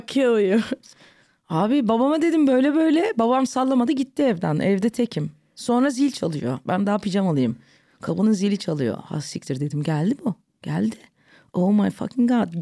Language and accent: Turkish; London, United Kingdom; moved away as an adult; now in Istanbul, Turkey; Bizimkiler Londra'ya taşınıyorlar. Ben orada doğdum, orada büyüdüm.